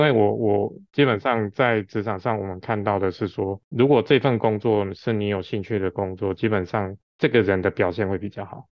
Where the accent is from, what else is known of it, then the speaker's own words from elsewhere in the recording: Taiwan; 我们台湾是一个小岛型的国家